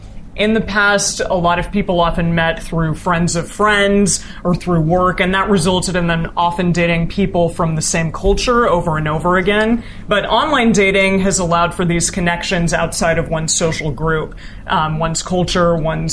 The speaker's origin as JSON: {"language": "English", "country": "United States", "said": "Yeah, I am American, but I also grew up not religious at all"}